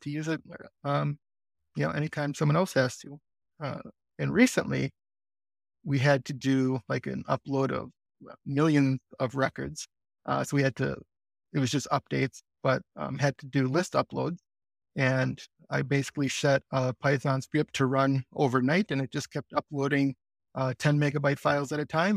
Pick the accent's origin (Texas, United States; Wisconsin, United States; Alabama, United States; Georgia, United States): Wisconsin, United States; Green Bay; I'm also from Green Bay, Wisconsin